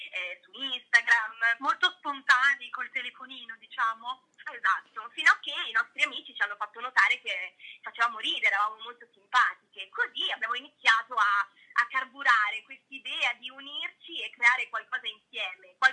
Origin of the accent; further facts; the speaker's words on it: Lombardy, Italy; Esatto, in due zone diverse, ma sì, entrambe fuori Milano.